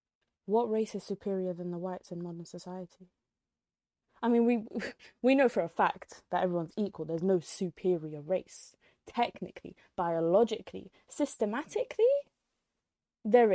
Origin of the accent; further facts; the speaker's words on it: United Kingdom; also born or lived in Egypt (ancestry); we're British